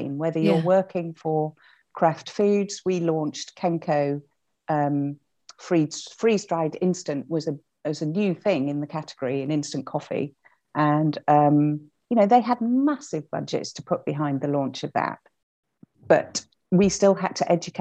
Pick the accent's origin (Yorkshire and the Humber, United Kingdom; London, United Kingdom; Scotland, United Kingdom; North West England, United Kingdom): Yorkshire and the Humber, United Kingdom; Hull; moved away as an adult; also born or lived in Cirencester; I was from Hull. Came down, joined the grad scheme